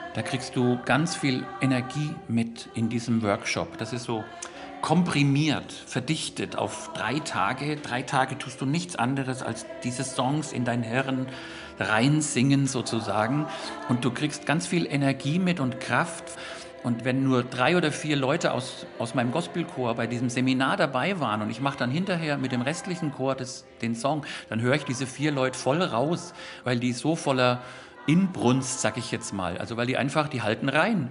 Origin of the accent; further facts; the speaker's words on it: Germany; first language German; das ist einfach meine Muttersprache